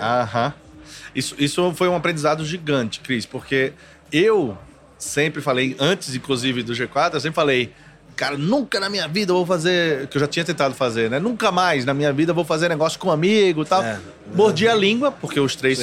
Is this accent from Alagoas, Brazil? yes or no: yes; Maceió, Alagoas, Brazil; Eu sou de Maceió